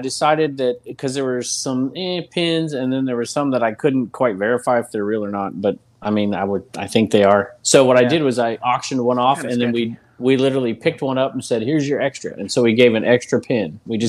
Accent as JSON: {"language": "English", "region": "California", "country": "United States", "tie": "born or raised there", "said": "I grew up in California"}